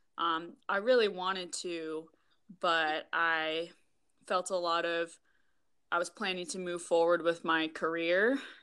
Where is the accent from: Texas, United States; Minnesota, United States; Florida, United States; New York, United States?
Minnesota, United States; also born or lived in Iowa / Seattle; now in Wisconsin, United States; I'm actually from Minnesota